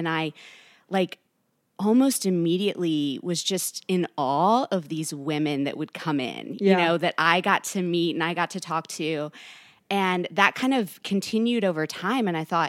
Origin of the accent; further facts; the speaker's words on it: Kentucky, United States; also born or lived in California; I'm from Northern Kentucky.